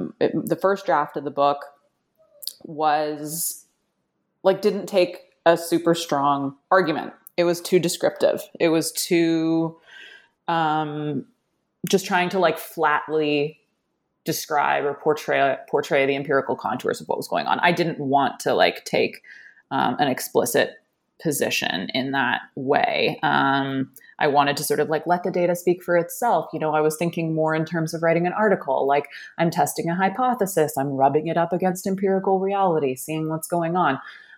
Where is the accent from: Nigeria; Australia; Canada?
Canada; Like, I'm Canadian, for example, so I can't vote